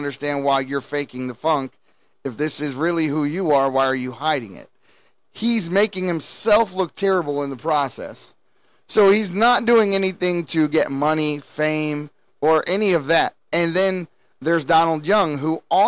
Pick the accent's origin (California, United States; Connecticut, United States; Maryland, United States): Maryland, United States; Baltimore; I was born and raised in Baltimore City.